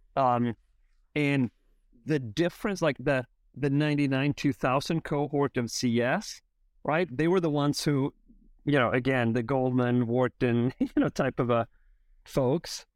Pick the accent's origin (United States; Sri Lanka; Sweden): Sweden; moved away; I, I grew up in Sweden